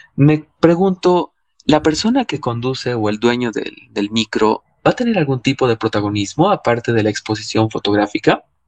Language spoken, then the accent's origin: Spanish; Cochabamba, Bolivia; yo soy cochabambino